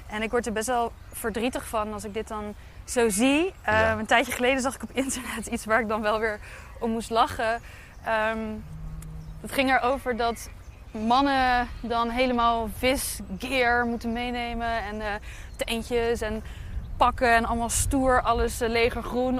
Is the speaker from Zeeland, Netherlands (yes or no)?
no; Dordrecht, South Holland, Netherlands; ik ben een schapenkop, want ik ben in Dordrecht geboren